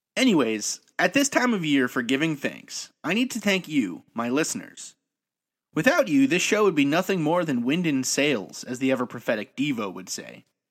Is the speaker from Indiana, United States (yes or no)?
no; New York City, New York, United States; I grew up in New York City, raised by a family of immigrants